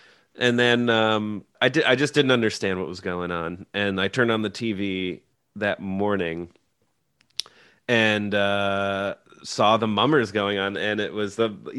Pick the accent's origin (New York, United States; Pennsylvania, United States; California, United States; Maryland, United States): Maryland, United States; moved away as an adult; also born or lived in Baltimore / South Philly; now in Philadelphia, United States; I'm not from Philadelphia. I grew up in Maryland.